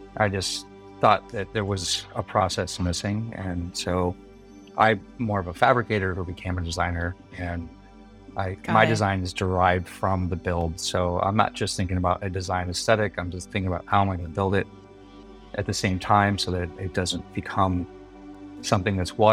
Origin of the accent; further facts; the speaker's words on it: Milford, Michigan, United States; also born or lived in Detroit, Michigan; now in San Diego, United States; We were in Milford, Michigan